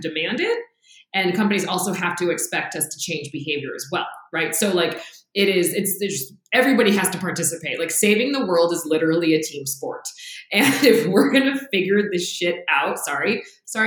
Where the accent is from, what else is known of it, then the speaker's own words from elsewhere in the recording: Los Angeles, California, United States; moved away; I grew up in the South Bay, so San Pedro is like a big part of my life, which is where the harbor is